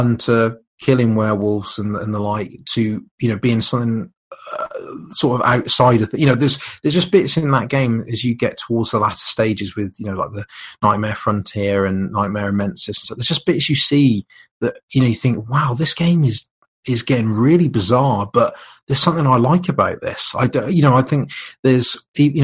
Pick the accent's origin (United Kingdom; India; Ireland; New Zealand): United Kingdom; being British